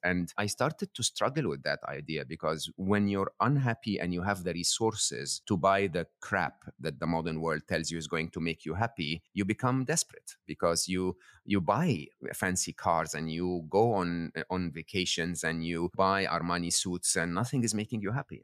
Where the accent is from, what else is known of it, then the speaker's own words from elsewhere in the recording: Egypt; I'm born and raised in Egypt